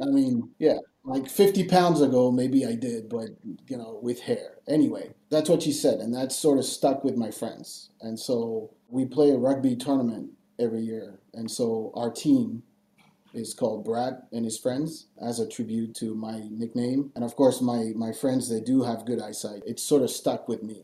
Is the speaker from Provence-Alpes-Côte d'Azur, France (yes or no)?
no; Paris, Île-de-France, France; moved away as an adult; also born or lived in Angoulême, France / California, United States / Boston, United States / Sydney, Australia; when I was one year old, my parents moved up to Paris. So I was raised in Paris and I studied in Paris before moving to the US